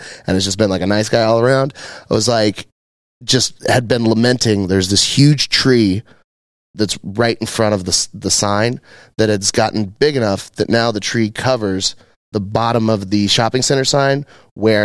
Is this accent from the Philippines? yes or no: no; Dallas, Texas, United States; We're from Dallas